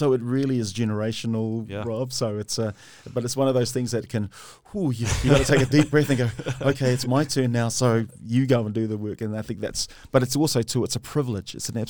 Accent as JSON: {"language": "English", "town": "Henderson", "region": "Auckland", "country": "New Zealand", "tie": "born or raised there", "also_born_or_lived": "Samoa", "said": "When we came from Samoa, we started in Mangele, we moved then to Kingsland, and from Kingsland to Owairaka, then Owairaka to West Auckland, Henderson, where we did a lot of my growing and schooling as well."}